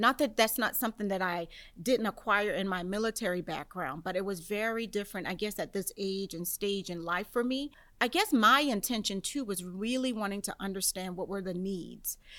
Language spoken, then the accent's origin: English; Charleston, South Carolina, United States; also born or lived in Southern Maryland; now in St. Mary's County, Maryland, United States; Charleston is my hometown